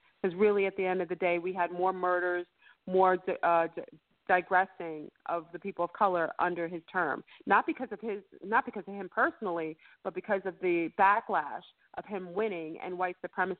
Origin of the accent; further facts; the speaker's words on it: New York, United States; I'm going to keep it real, we're from New York.